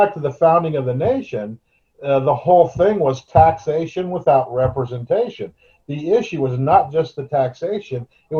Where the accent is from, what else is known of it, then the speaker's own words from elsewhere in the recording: Yreka, California, United States; born there; I was born in Yreka, up in the northern tip, California, but I've been all over California, lived all over California, seen it all.